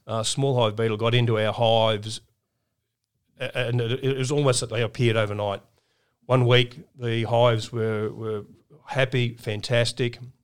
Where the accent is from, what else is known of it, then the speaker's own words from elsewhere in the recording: Brisbane, Queensland, Australia; a kid growing up in Brisbane